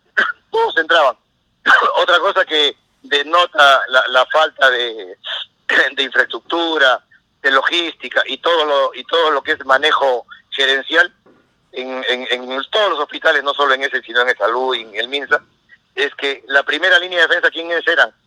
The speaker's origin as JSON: {"language": "Spanish", "region": "Peruvian coast", "country": "Peru", "moved": "as an adult", "lives_now": "United States", "said": "uno como costeño lleva chompa, casaca, polo, camisa, gorro"}